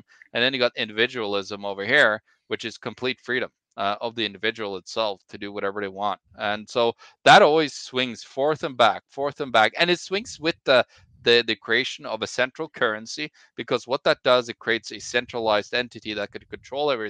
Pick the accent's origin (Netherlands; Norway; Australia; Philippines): Norway; I'm from Norway